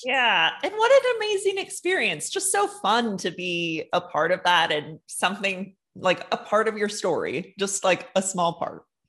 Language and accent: English; New York City, New York, United States; moved away; originally I'm from New York City